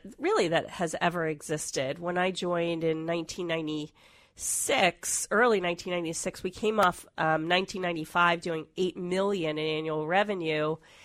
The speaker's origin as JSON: {"language": "English", "town": "Washington", "region": "District of Columbia", "country": "United States", "tie": "born or raised there", "also_born_or_lived": "Atlanta", "said": "I'm originally from the Washington, D.C. area. That's okay. Where I was raised. I went to college there, got my MBA there, and then moved to Atlanta for a while, and then moved out here in the late 90s."}